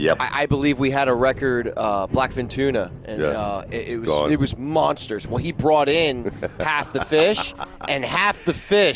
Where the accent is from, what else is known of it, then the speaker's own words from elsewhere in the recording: New Jersey, United States; moved away; I'm from New Jersey.